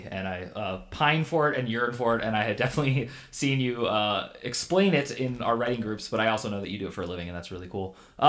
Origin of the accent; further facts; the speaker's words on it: Northern California, United States; also born or lived in Pittsburgh, Pennsylvania; I'm from Northern California.